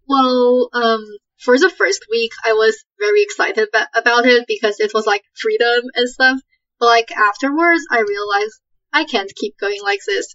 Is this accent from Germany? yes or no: no; Canada; moved away as an adult; now in United States; I come from Canada and I'm like the only one from my high school who's coming here